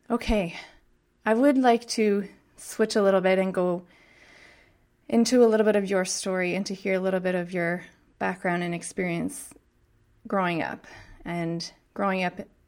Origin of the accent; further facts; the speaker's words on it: Canada; I'm purely Canadian